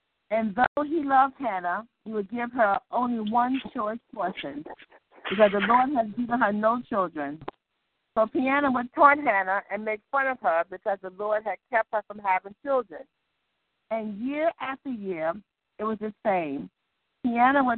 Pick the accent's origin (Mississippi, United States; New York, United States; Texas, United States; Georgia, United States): New York, United States; New York City; I'm from the Bronx, and I'm affiliated now with Salvation Baptist Church